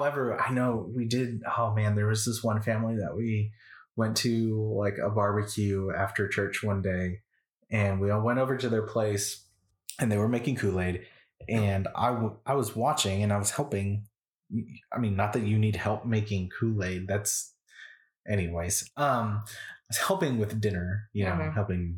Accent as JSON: {"language": "English", "town": "San Antonio", "region": "Texas", "country": "United States", "tie": "born or raised there", "said": "Now, I grew up in San Antonio, Texas. And so that is, and I come from a Hispanic family and all of that culture. That's the food that I grew up with, all of that."}